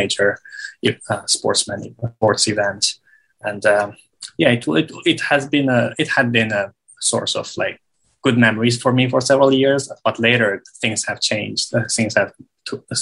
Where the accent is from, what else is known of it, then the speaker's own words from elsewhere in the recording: East Turkestan, Xinjiang, China; I am from East Turkestan. Uyghurs call our homeland East Turkestan, and officially China calls it Xinjiang Uyghur Autonomous Region.